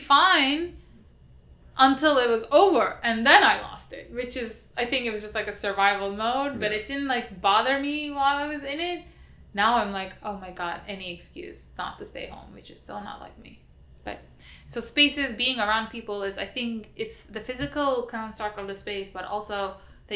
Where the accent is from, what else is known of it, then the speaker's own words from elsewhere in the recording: Istanbul, Turkey; moved away; I also grew up very, very unusual for growing up in Istanbul in a house with a backyard.